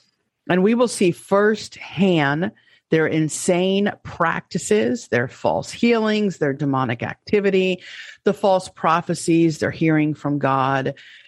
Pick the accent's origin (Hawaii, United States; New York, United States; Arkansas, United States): New York, United States; let me say it as a New Yorker. Let's get this party started. That's how I used to talk. I don't sound like that anymore.